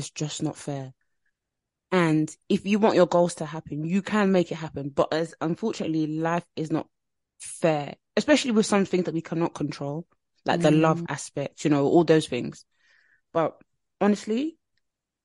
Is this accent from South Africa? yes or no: no; Nigeria; I'm Nigerian